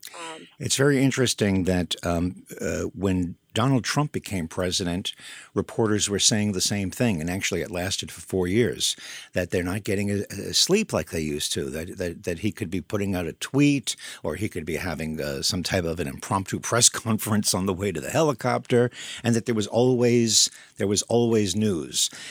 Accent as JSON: {"language": "English", "area": "Long Island", "region": "New York", "country": "United States", "tie": "born or raised there", "said": "When I was a kid growing up in New York"}